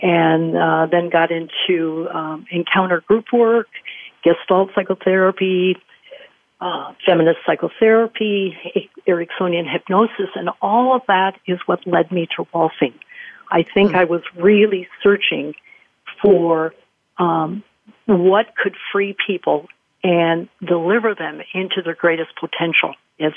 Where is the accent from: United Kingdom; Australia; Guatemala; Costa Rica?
Costa Rica; I was an elite athlete growing up in Costa Rica